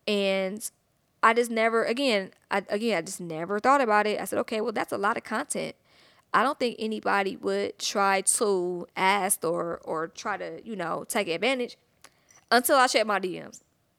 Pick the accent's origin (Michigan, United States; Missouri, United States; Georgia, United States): Georgia, United States; Atlanta; I'm from Atlanta, thick.